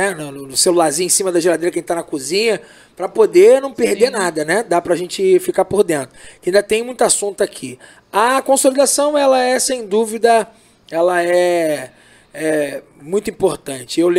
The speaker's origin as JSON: {"language": "Portuguese", "country": "Brazil", "said": "eu, eu, eu, eu, sou brasileiro, então vamos lá."}